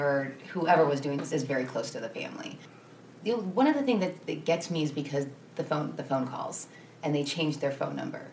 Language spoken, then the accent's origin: English; Lorain County, Ohio, United States; I grew up in Lorain County.